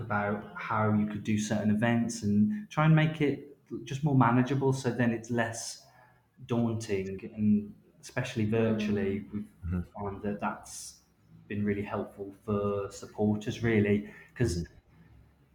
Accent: Wolverhampton, West Midlands, United Kingdom; now in London, United Kingdom; we're based in London. I know London. I'm from Wolverhampton.

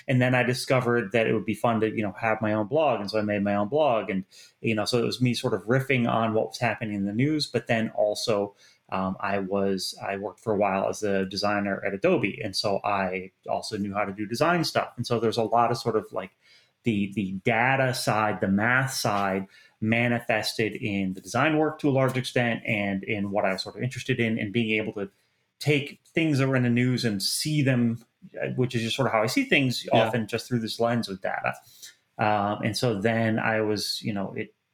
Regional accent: Rochester, New York, United States; now in New York, United States; I'm from the snowbound, from Rochester, New York

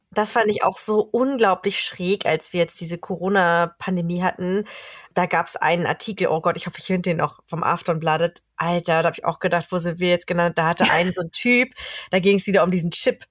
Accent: Germany; now in Sweden; als Deutscher

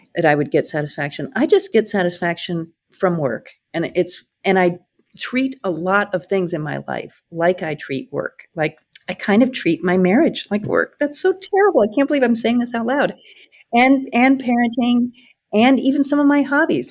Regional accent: Iowa, United States; also born or lived in Atlanta; now in Hawaii, United States; I came from Iowa

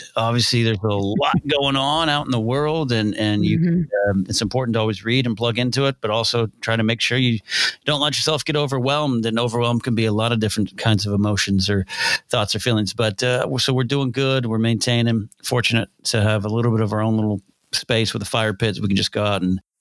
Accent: Orange County, California, United States; now in Los Angeles, United States; we moved from where I was raised initially in Orange County, California. We moved a little north in the first, second grade

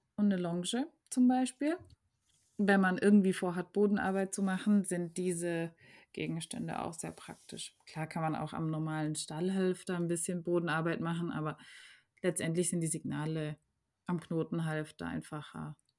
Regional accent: Germany

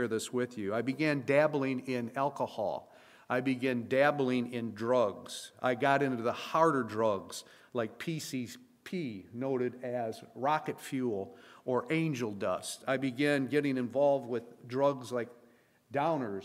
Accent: Flint, Michigan, United States; I was born and raised in Flint, Michigan

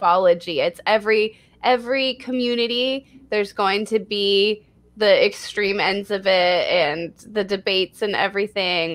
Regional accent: Texas, United States; my home state of Texas

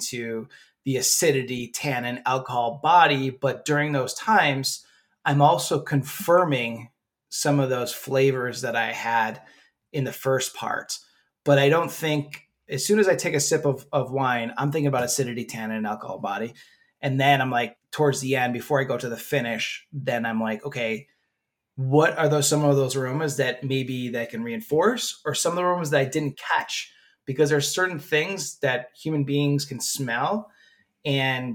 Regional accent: United States; moved away; Where I grew up in Wegmans

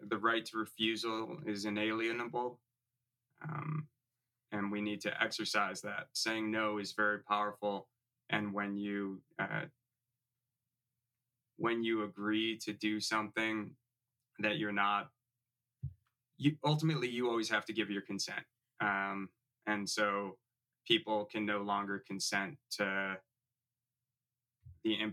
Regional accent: Chicago, Illinois, United States; I grew up in the Chicago area.

